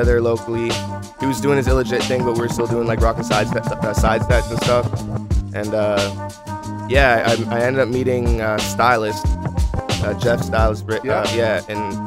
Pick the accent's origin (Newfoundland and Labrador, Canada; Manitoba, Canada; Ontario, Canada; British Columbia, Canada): British Columbia, Canada; New Westminster; Sonny Parmar, who's a homie I grew up with in New Westminster